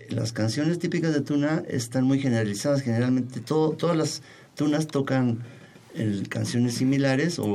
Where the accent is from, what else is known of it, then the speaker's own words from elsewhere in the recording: Mexico; somos mexicanos